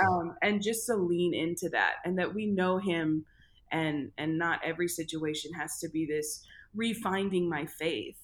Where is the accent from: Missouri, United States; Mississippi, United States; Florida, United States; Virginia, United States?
Missouri, United States; St. Louis; I am from St. Louis, Missouri. I grew up in a really, really musical family.